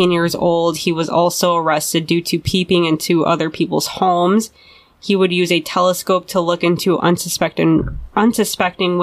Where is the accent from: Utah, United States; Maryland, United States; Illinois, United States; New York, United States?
Illinois, United States; Chicago; that's my hometown